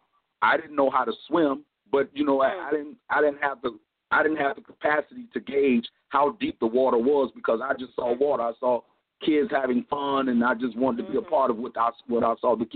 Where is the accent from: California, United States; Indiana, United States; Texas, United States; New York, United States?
California, United States; Compton; now in Miami, United States; we moved to Compton, California, and that's where I was raised